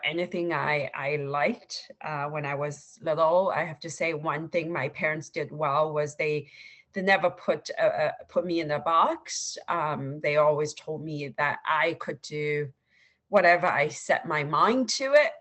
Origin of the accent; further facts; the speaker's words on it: Suzhou, Jiangsu, China; moved away as an adult; also born or lived in Shanghai, China / Pennsylvania, United States; now in United States; I grew up uh, in Suzhou, China, which is a, uh, a um, by Ch- Chinese standards, uh, a small city